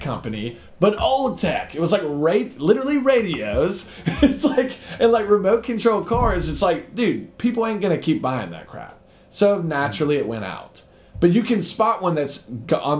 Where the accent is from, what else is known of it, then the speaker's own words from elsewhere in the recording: United States; moved away as an adult; now in China; I'm from America